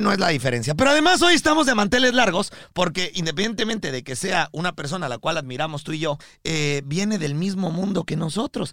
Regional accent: Mexico; now in Miami, United States; vivimos aquí en Miami, transmitimos desde Miami, pero somos mexicanos

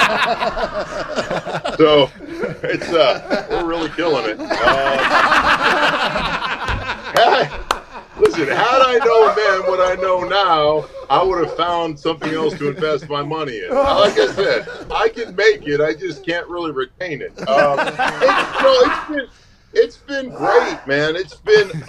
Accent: Alaska, United States; moved away; I'm from Alaska

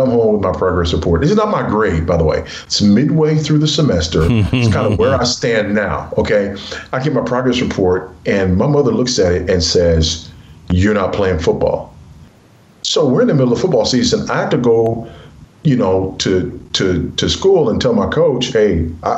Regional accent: Los Angeles, California, United States; moved away as an adult; I was raised in South Central Los Angeles by a single teenage mother

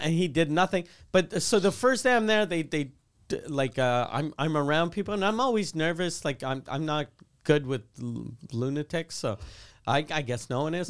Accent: Quebec City, Quebec, Canada; I grew up in Quebec City

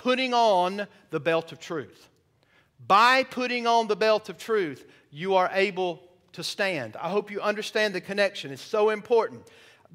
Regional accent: the South, United States; moved away; I'm from the South

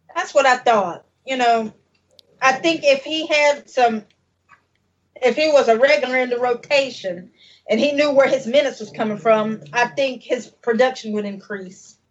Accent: North Carolina, United States; I'm not from the Bay. I'm from North Carolina

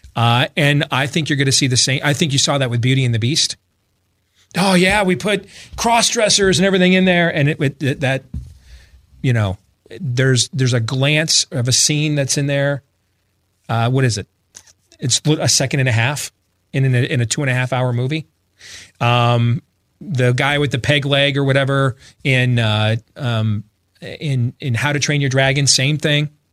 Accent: Iowa, United States; my home state of Iowa

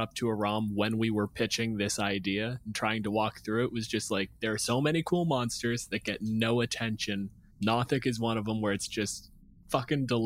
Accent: Canada; I'm a physicist from Canada

